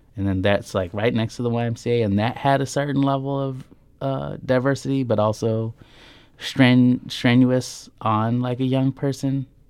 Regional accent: Norfolk, Nebraska, United States; moved away; I grew up in Norfolk, Nebraska with my all-white family

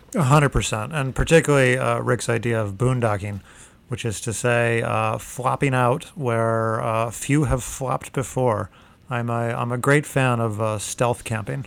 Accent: Arizona, United States; moved away as an adult; also born or lived in Kansas; I'm from Arizona

